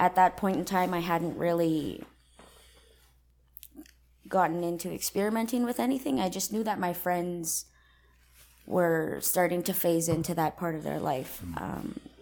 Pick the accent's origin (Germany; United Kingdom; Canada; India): Canada; Kehewin, Alberta; I'm Cree. I'm originally from Kihewan, Alberta.